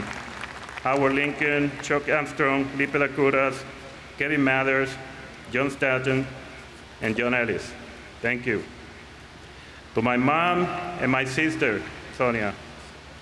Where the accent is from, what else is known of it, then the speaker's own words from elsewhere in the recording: Puerto Rico; moved away as an adult; also born or lived in Seattle; when I was growing up in Puerto Rico